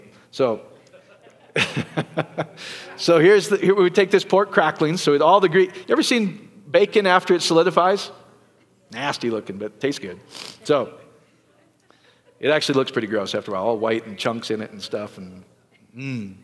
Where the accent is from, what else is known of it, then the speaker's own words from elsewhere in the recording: Iowa, United States; I grew up in Iowa